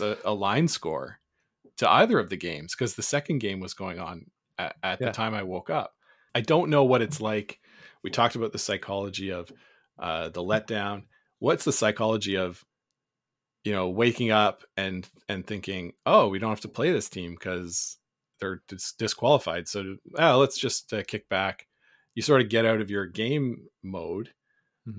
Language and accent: English; Canada; as a Canadian